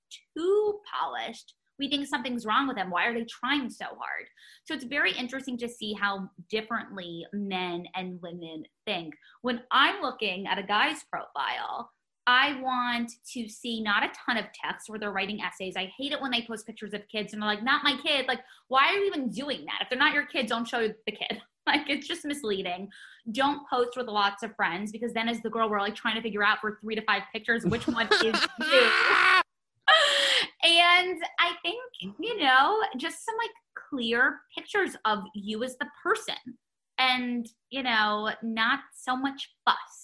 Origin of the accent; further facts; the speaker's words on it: New York, United States; growing up in New York, having a grandmother who exposed me to an industry at such a young age